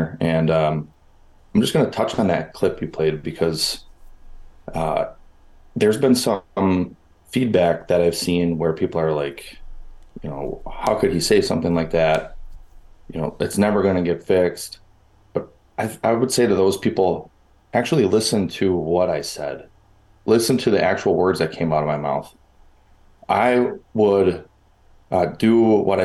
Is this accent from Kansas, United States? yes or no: no; Milwaukee, Wisconsin, United States; accent: Great North; You can probably tell from my accent that I come from the Great North, and I was born and raised in Milwaukee, Wisconsin